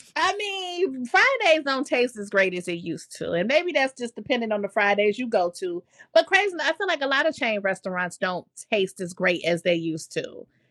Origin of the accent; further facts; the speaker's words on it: Chicago, Illinois, United States; as a Chicagoan